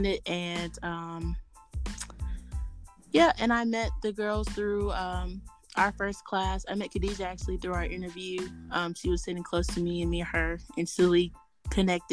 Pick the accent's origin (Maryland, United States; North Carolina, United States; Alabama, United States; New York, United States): North Carolina, United States; I'm originally from North Carolina.